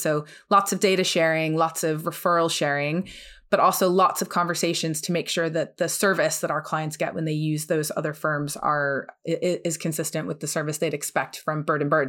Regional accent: New Jersey, United States; moved away; also born or lived in New York; I'm originally from the U S, I am from New Jersey

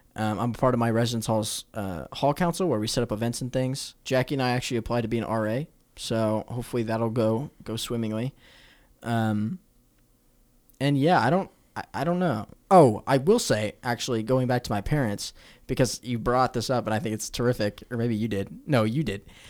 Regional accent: Omaha, Nebraska, United States; I'm from Omaha, Nebraska

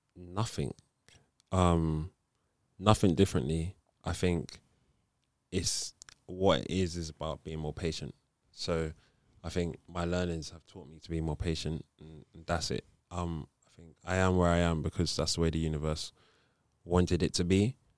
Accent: Nigeria; I grew up as a Catholic. I'm Nigerian

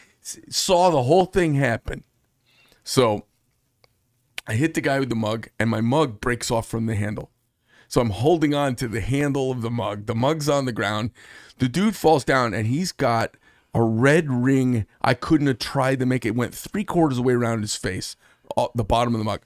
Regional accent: Paradise Valley, Arizona, United States; moved away; I grew up in Paradise Valley

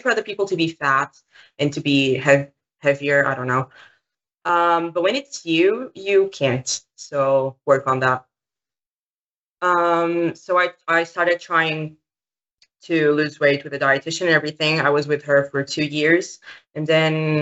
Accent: Portugal; I'm 16. I'm from Portugal.

